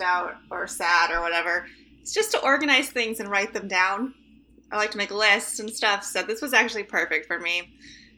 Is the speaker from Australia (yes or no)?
no; United States; I'm an American